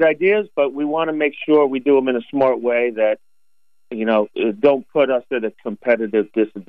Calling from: Albany, New York, United States; So, I tell you, this morning, Jay, I'm calling you from Albany. I'm at an economic development conference up here.

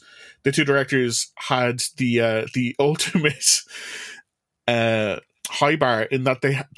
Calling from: Ireland; I'm calling you from Ireland.

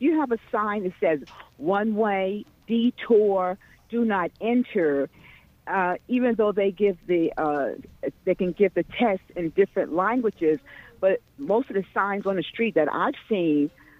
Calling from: New Jersey, United States; I'm from Union County, New Jersey.

